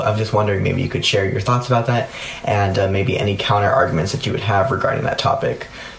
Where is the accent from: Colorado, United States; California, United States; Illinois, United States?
California, United States; Rancho Cucamonga; I'm 17 years old and I'm from Ranch Cucamonga, California.